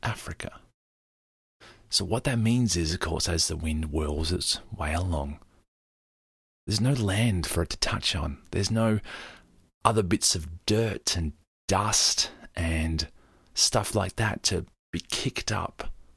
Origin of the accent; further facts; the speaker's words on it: Australia; me as an Australian who's used to very clean air